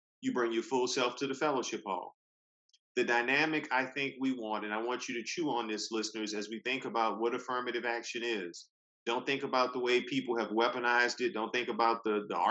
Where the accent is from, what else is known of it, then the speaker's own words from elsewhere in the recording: Louisiana, United States; now in Durham, United States; I'm from Louisiana